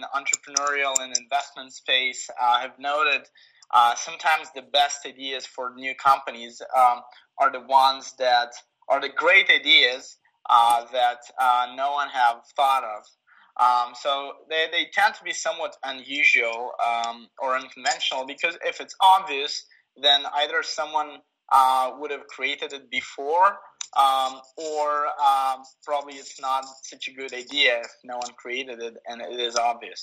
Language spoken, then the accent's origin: English; Kyiv, Ukraine; moved away as an adult; now in San Francisco, United States; I was born and raised in Kyiv.